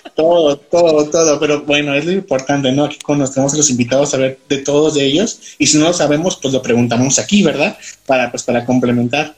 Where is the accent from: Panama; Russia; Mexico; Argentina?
Mexico; Guanajuato; now in León, Mexico; yo soy de Guanajuato capital